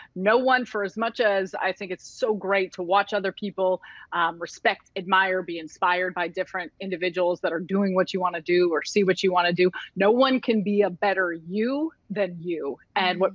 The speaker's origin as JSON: {"language": "English", "town": "Chicago", "region": "Illinois", "country": "United States", "tie": "born or raised there", "said": "born and raised in Chicago and grew up around Chicago"}